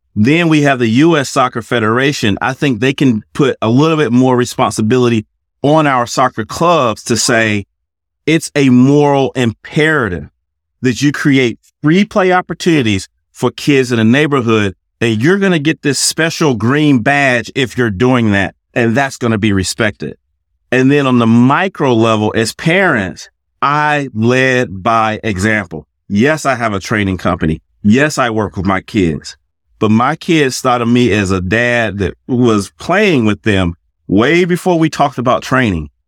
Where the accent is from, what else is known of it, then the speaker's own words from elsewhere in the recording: South Carolina, United States; moved away as an adult; also born or lived in England; now in Cary, United States; I'm originally from South Carolina, but now I live in Cary, North Carolina